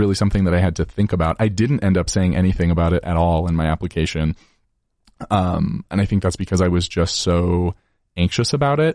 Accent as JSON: {"language": "English", "town": "Layton", "region": "Utah", "country": "United States", "tie": "born or raised there", "also_born_or_lived": "Logan, Utah", "said": "I grew up in Layton, Utah, so just thirty minutes north of Salt Lake City"}